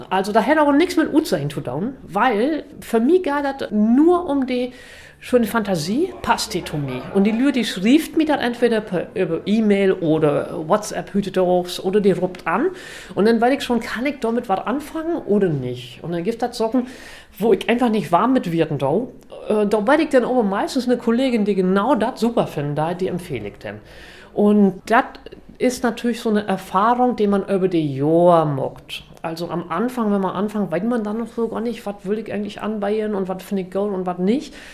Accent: Berlin, Germany; Ich komme aus Berlin und ich arbeite noch in München, in Hamburg und auch hier in Oldenburg.

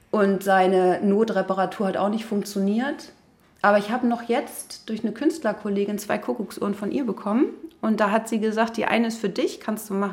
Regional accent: Berlin, Germany; Ja, ich bin tatsächlich äh, in Berlin geboren, in Neukölln.

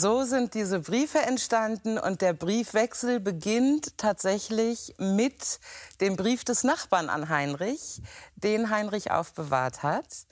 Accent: Hamburg, Germany; moved away as an adult; also born or lived in Lüneburg; now in Wendland, Germany; als Hamburger

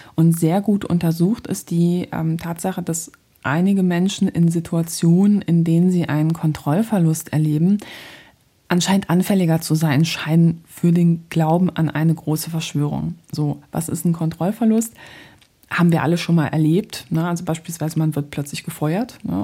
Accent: Poland; now in Germany; Ich bin nämlich ähm, gebürtige Polin

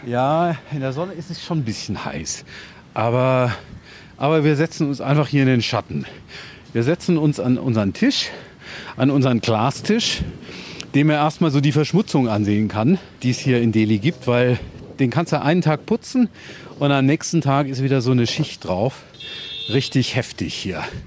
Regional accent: Germany; moved away; Ich bin in Deutschland groß geworden

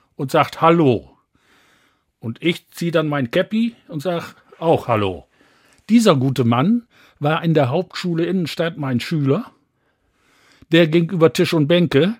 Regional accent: Bad Bentheim, Lower Saxony, Germany; now in Osnabrück, Germany; aus Gildehaus, heute Ortsteil von Bad Bentheim bin dort wirklich auf dem Land groß geworden

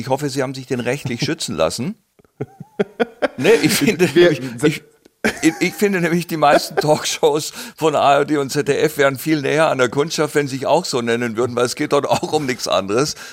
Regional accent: Southern Germany, Germany; wir als Süddeutsche

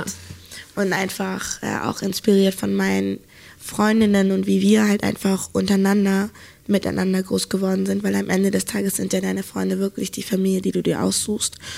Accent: Hamburg, Germany; moved away; ich komme ja eigentlich aus Hamburg

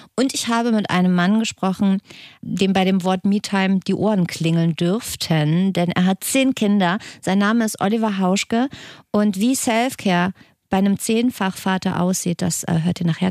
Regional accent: Hesse, Germany; Hessen, komme ich her

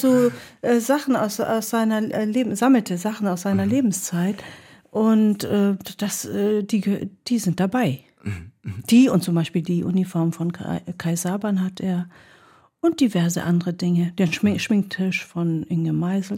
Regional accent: Hamburg, Germany; also born or lived in Hagen / Greece; in den Städten bin ich ja aufgewachsen, bin in Obermarschen zur Schule gegangen, habe später dann meine eigene Wohnung in Blankenese gehabt

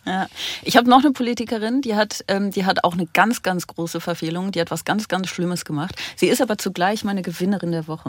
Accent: Aachen, North Rhine-Westphalia, Germany; moved away; also born or lived in Brussels; Ich komme ja aus Aachen

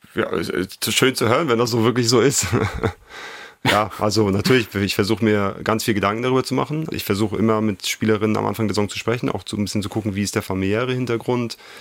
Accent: Schwerin, Mecklenburg-Vorpommern, Germany; moved away as an adult; also born or lived in Italy / Suhl; Schwerin ist meine Heimat. Ich bin hier groß geworden, hier aufgewachsen

